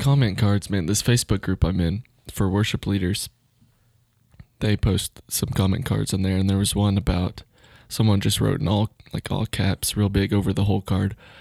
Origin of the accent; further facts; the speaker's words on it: Duncan, Oklahoma, United States; I grew up in Duncan